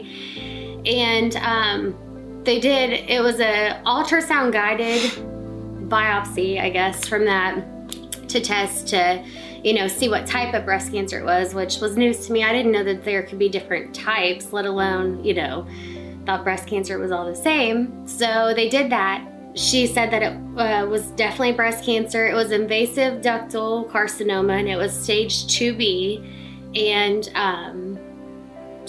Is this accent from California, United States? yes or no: no; Pataskala, Ohio, United States; also born or lived in West Virginia / Carroll, Ohio; I'm originally from Pataskala and went to Watkins.